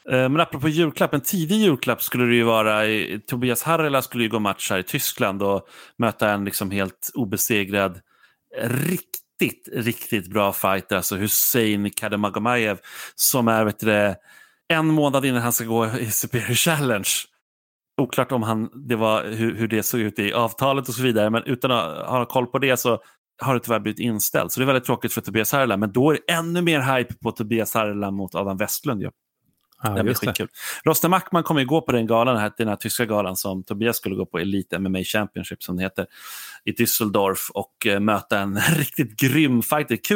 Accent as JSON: {"language": "Swedish", "country": "Sweden", "said": "som svensk åskådare"}